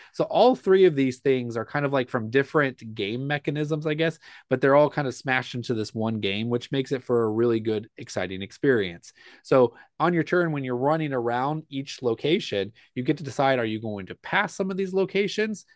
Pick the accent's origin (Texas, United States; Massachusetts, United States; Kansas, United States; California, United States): Kansas, United States; we're from Kansas